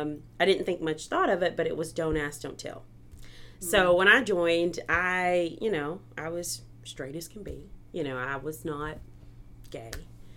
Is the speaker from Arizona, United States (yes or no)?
no; Missouri, United States; now in Arkansas, United States; So, I guess you could say I'm from Missouri. I was an Army brat. But I came to Arkansas because I got a scholarship